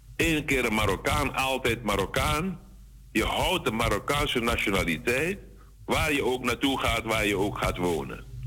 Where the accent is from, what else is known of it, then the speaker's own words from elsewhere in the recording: Suriname; wij moeten hebben als Surinamers